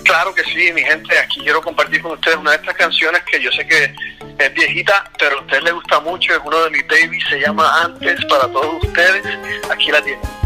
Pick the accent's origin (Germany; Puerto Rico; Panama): Puerto Rico; yo soy puertorriqueño, eh, entonces cuando pequeño en Puerto Rico